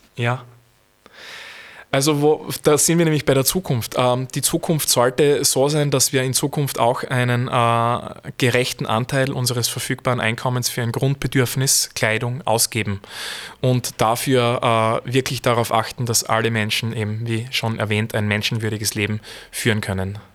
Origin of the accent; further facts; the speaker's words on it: Feldbach, Styria, Austria; ich komme aus Feldbach